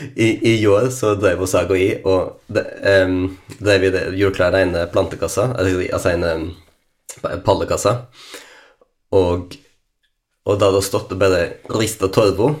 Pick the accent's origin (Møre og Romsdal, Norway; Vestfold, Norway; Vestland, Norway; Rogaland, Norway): Vestland, Norway; Lærdal; jeg liksom hadde heimplassen min her